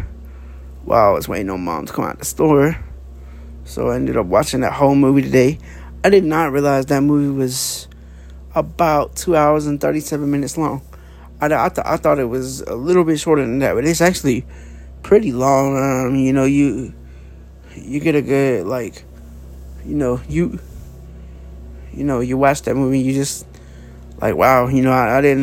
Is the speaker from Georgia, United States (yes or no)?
yes; Dallas, Georgia, United States; I'm from Dallas, Georgia